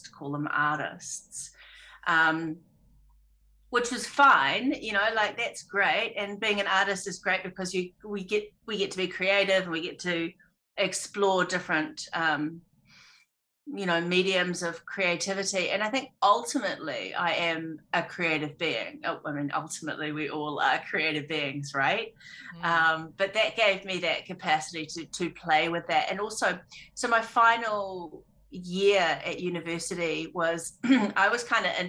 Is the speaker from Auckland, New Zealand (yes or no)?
yes; Auckland, New Zealand; I grew up on a farm in South Auckland, Tamaki Makaurau